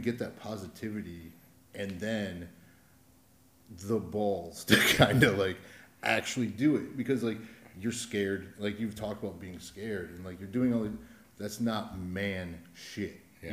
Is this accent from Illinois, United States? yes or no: no; Adrian, Michigan, United States; I'm from Adrian, so I feel like I have a right, or I'm allowed to say it's just a shitty town